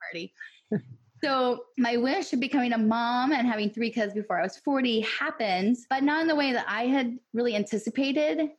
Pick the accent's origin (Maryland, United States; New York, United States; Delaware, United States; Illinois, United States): Illinois, United States; now in Tennessee, United States; I'm originally from Illinois